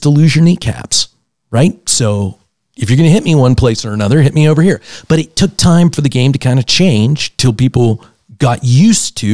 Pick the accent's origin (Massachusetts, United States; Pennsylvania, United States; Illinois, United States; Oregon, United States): Pennsylvania, United States; Pittsburgh; I'm from Pittsburgh